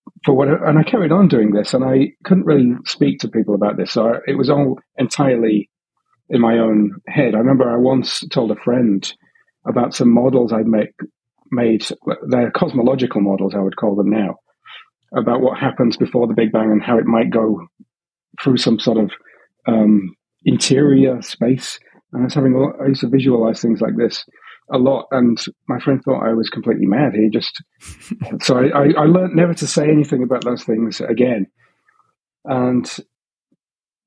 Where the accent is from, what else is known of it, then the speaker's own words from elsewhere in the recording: Hull, Yorkshire and the Humber, United Kingdom; now in Sydney, Australia; I grew up in Hull, in a slightly working class area